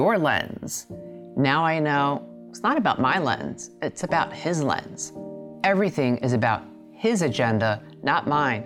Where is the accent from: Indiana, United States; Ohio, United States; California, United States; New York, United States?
New York, United States; New York City; I grew up in Queens, New York, the youngest of three girls.